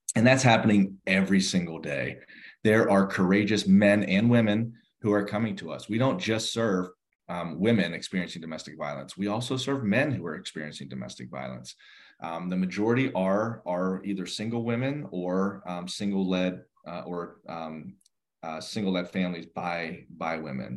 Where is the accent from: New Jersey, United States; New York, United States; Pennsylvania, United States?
Pennsylvania, United States; outside Pittsburgh, Western; now in Fairfax County, United States; I grew up in the in the Western Pennsylvania um, area, uh, just outside of uh, Pittsburgh